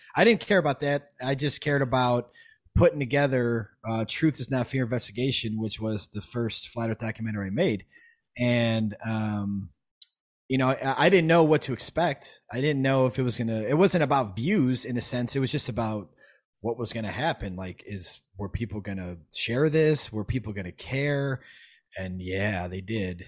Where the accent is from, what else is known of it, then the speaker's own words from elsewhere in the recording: Chicago, Illinois, United States; I'm from Chicago. I'm a hip hop guy growing up